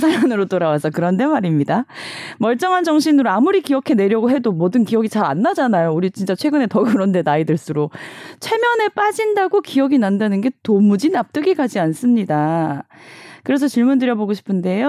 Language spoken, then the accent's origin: Korean; Busan, South Korea; now in Seoul, South Korea; 저도 부산 출신이고 서울에 왔는데